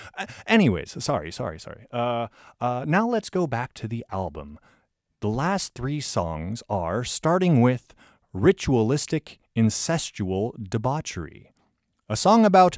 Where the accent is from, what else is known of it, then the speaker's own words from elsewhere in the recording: United States; now in New Zealand; as an American